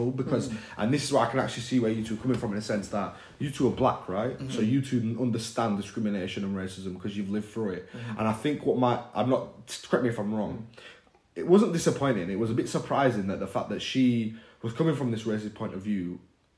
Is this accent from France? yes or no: no; United Kingdom; as an Indian person in the UK, who was raised in this area, literally living in the area I was raised